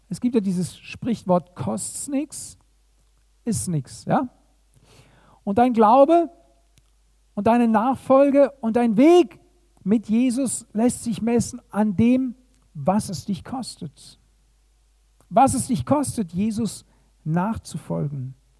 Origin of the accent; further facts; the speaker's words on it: Germany; hier bei uns in Deutschland